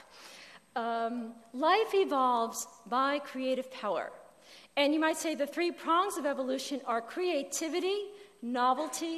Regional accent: New Jersey, United States; where I grew up in New Jersey, we had a phone on the wall.

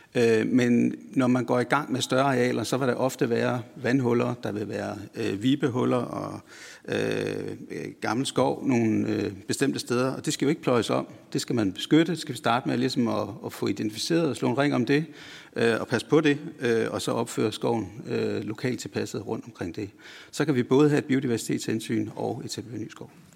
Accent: West Jutland, Central Denmark Region, Denmark; jeg kommer selv fra Vestjylland

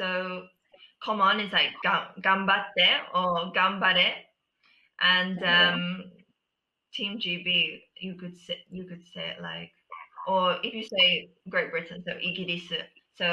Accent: Tokyo, Japan; born there; Yeah, so I was born in Tokyo, and half of my family live there.

